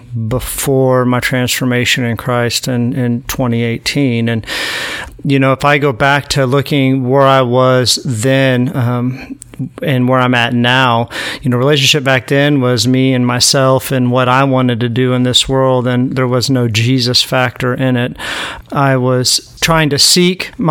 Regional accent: Southwest Missouri, United States; I'm from Southwest Missouri

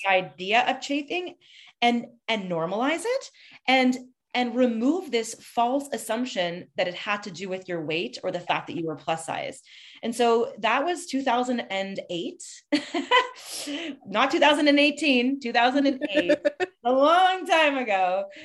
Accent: Montreal, Quebec, Canada; now in Toronto, Canada; I'm from Montreal. I mean, I've been living in Toronto

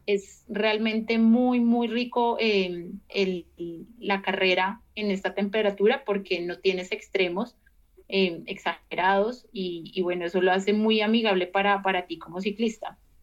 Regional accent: Colombia; soy colombiana

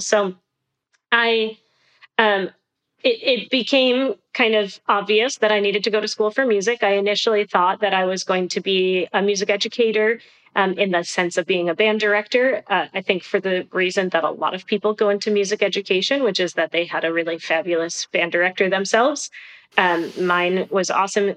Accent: Rochester, New York, United States; I grew up in Rochester, New York

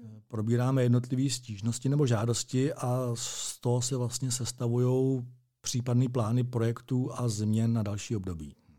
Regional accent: Strakonice, South Bohemian Region, Czechia; moved away as an adult; now in Plzeň, Czech Republic; narodil jsem se ve Strakonicích, absolvoval jsem tam základní a střední docházku, to znamená základní školu a gymnázium

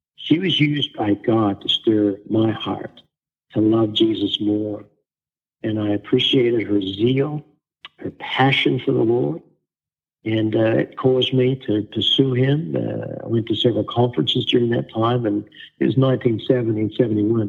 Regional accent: Australia; now in Wichita, United States; I was born and raised in Australia

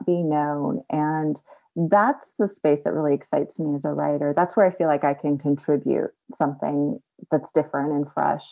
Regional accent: Bay Area, California, United States; I grew up in California, in the Bay Area

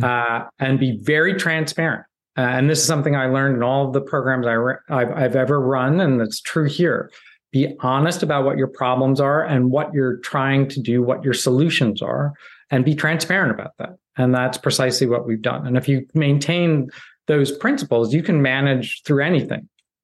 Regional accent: Midwest, United States; I grew up in the Midwest

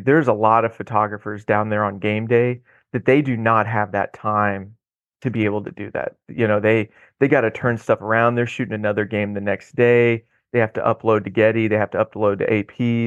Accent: Odessa, Missouri, United States; moved away as an adult; also born or lived in Oklahoma; now in Houston, United States; I grew up just east of Kansas City on the Missouri side in a little town called Odessa.

